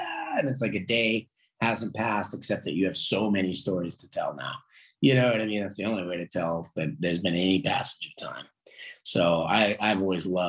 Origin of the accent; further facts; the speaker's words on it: California, United States; now in Pittsburgh, United States; I grew up in California.